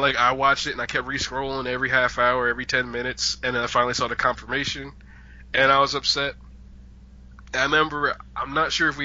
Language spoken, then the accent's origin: English; New York, United States; as a New Yorker